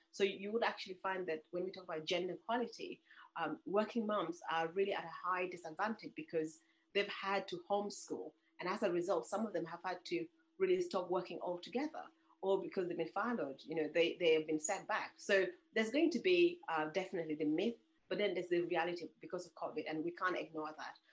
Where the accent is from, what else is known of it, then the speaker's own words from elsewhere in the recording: Uganda; moved away; I'm originally from Uganda